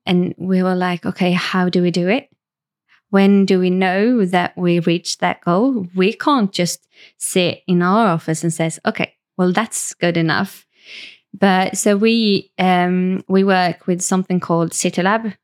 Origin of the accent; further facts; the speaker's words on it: Varberg, Halland County, Sweden; moved away as an adult; also born or lived in Stockholm, Sweden; I grew up in Varberg